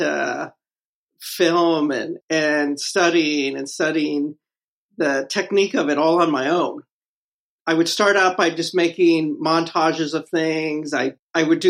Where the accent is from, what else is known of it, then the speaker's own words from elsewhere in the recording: Los Angeles, California, United States; now in New York, United States; I was born in the General Hospital in L.A.